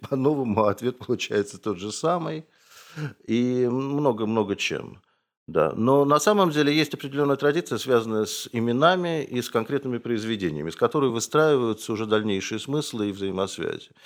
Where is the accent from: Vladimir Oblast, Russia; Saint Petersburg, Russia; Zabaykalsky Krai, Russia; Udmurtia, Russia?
Saint Petersburg, Russia; Я тоже из Петербурга